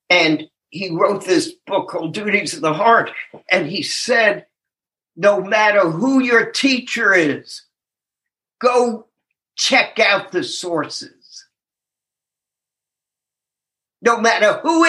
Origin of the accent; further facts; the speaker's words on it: Tennessee, United States; I'm from Tennessee